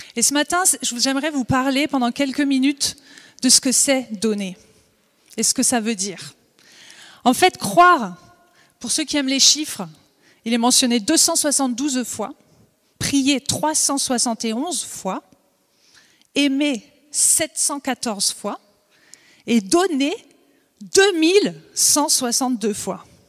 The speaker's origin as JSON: {"language": "French", "area": "Vosges", "region": "Grand Est", "country": "France", "tie": "born or raised there", "also_born_or_lived": "Alsace", "moved": "yes", "lives_now": "Montpellier, France", "said": "je suis née dans les Vosges, j'ai habité en Alsace"}